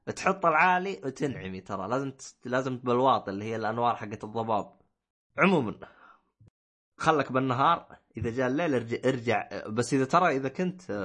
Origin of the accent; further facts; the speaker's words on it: Medina, Medina Province, Saudi Arabia; انا جاي من الشمال انا جاي من المدينه المنوره